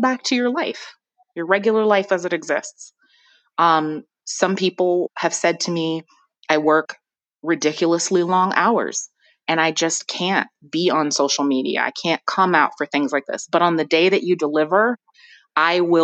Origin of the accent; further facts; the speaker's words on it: Ann Arbor, Michigan, United States; also born or lived in Flint, Michigan; I was born in Flint, Michigan, and raised in Ann Arbor, Michigan